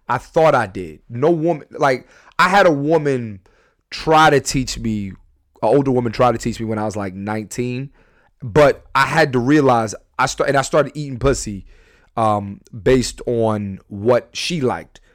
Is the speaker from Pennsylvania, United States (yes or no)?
yes; Philadelphia, Pennsylvania, United States; I'm a comedian. I'm from Philly